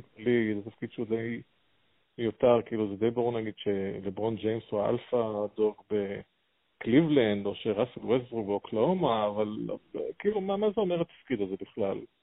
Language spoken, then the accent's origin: Hebrew; the Krayot, Haifa District, Israel; גדלתי בקריות, ואבא שלי שיחק שם פעם